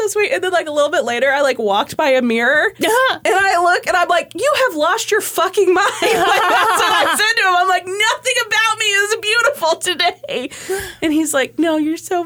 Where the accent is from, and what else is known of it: Overland Park, Kansas, United States; born or raised there